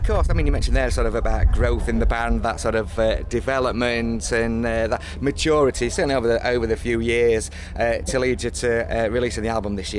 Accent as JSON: {"language": "English", "town": "Doncaster", "region": "Yorkshire and the Humber", "country": "United Kingdom", "tie": "born or raised there", "said": "my hometown at the finest Donny."}